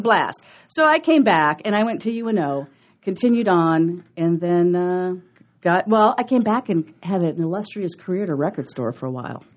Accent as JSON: {"language": "English", "town": "Omaha", "region": "Nebraska", "country": "United States", "tie": "born or raised there", "also_born_or_lived": "College Park, Georgia / Oklahoma", "said": "we moved back to Omaha when I was two, and I've been here ever since"}